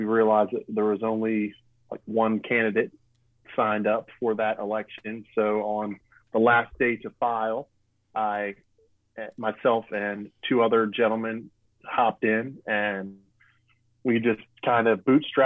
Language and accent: English; Easton, Maryland, United States; also born or lived in Annapolis, Maryland; I am a lifelong Marylander. I grew up in Easton and Talbot County